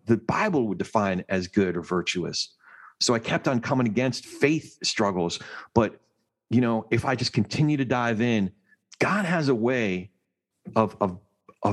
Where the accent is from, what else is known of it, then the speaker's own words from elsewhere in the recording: New Jersey, United States; I'm from Jersey